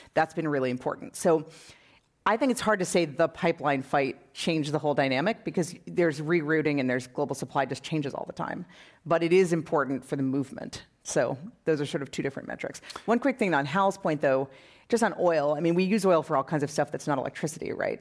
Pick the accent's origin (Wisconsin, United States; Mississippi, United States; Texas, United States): Wisconsin, United States; now in California, United States; I'm from Wisconsin